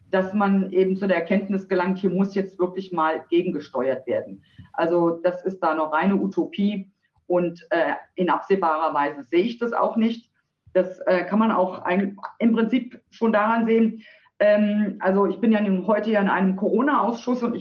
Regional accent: Eschwege, Hesse, Germany; Nein, Sie haben recht, ich bin tatsächlich ein echter Dietemann. Ich wurde in Eschwege geboren, bin auch dort aufgewachsen.

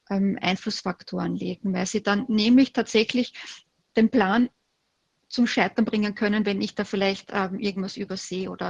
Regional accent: Austria; Und bei uns in Österreich, äh, wo wir ein wahnsinnig hohes Sicherheitsbedürfnis haben.

